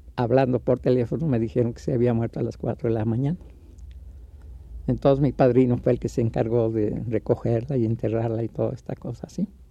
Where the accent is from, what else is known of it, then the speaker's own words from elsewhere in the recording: Mexico City, Mexico; yo nací en la zona roja que existía en ese tiempo, en la calle eh, donde yo nací se llamaba Callejón del Órgano